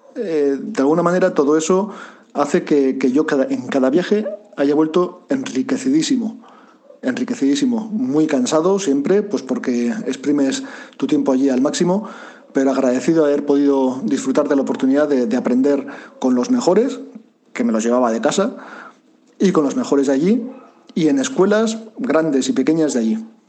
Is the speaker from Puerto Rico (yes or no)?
no; Basauri, Basque Country, Spain; yo soy un chavalito de Basauri